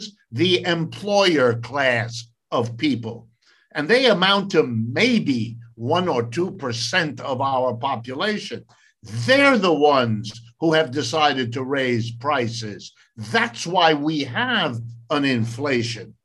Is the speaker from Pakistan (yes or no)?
no; Ohio, United States; first language French and German; also born or lived in California; now in East Coast, United States; I was born in Ohio. I've lived and worked all my life in the United States.